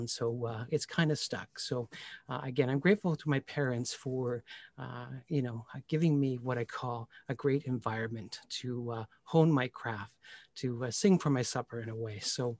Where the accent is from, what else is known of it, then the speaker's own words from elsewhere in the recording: Pickering, Ontario, Canada; I grew up in Pickering, Ontario, and I can live by the water.